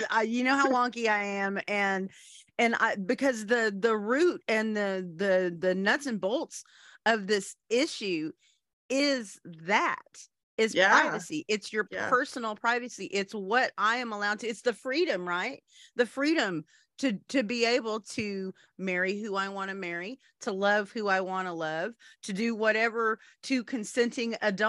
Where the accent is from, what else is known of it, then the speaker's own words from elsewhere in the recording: United States; also born or lived in Oklahoma; being an American Indian